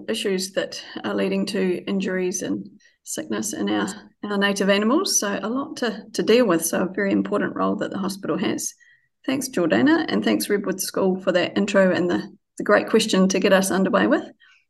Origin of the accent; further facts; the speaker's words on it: Dunedin, Otago, New Zealand; moved away; I'm a local Otiputi girl from way back, born in Dunedin and returned to Dunedin.